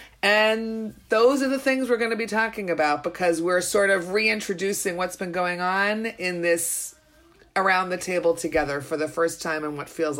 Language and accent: English; New York, United States; now in Israel; I'm a New Yorker originally